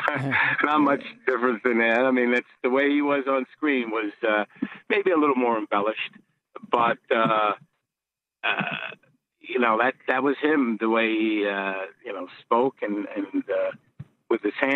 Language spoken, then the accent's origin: English; New York City, New York, United States; also born or lived in Bay Ridge, Brooklyn; I grew up in Gravesend. And then we both lived in Bay Ridge